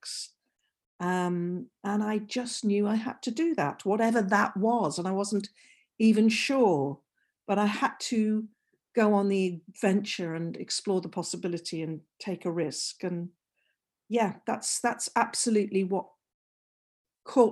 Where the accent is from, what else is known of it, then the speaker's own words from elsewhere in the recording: North Wales, United Kingdom; I'm from North Wales and from that northwest corner, sort of Liverpool, Manchester, Chester, end of the world.